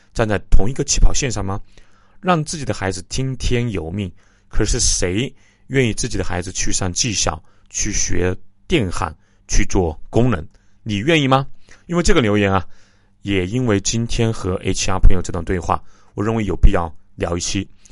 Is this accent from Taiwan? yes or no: no; Jingzhou, Hubei, China; 我的家乡啊，荆州